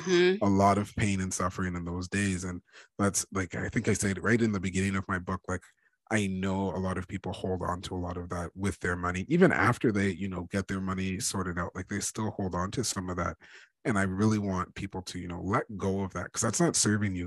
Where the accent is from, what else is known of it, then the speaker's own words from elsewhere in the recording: Ontario, Canada; I'm Canadian. I was born and raised in uh, in Ontario, uh, Ontario, Canada.